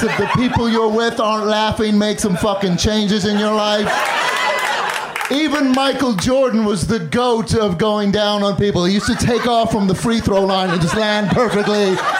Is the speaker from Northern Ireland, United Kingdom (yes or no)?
yes; Northern Ireland, United Kingdom; also born or lived in London; I grew up in the north of Ireland and London, which is why now I have this dumb fucking accent.